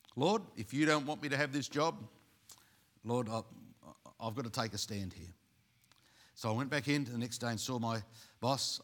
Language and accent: English; Australia; also born or lived in Sydney; being Aussie